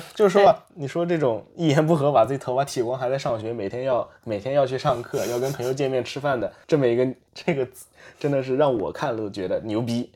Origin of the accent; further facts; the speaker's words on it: southern China, China; moved away as an adult; also born or lived in near Shanghai / United States; now in Japan; 我是出生于中国南方的，我在，呃，十八岁的时候考到了美国上大学